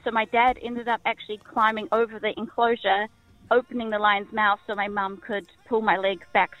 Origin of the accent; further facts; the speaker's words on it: South Africa; now in New Zealand; I was born in South Africa.